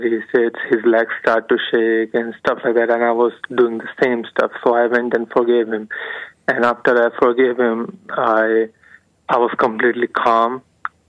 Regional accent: India; I'm not from Indiana. I'm from India.

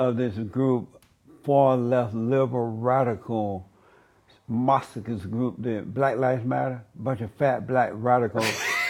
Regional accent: Alabama, United States; And I grew up in Alabama on a plantation.

